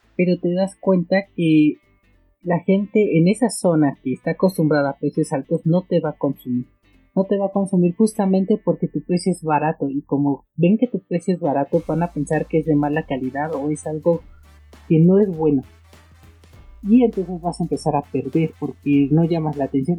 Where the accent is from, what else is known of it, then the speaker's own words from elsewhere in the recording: Mexico; en mi país, México